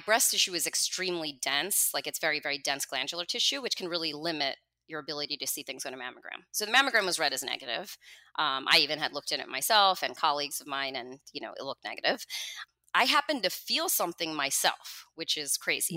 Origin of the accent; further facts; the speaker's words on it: New Jersey, United States; also born or lived in Manhattan, New York; I was born in New Jersey, and I've lived here my whole life, except for a five-year stint where my husband and I lived in Manhattan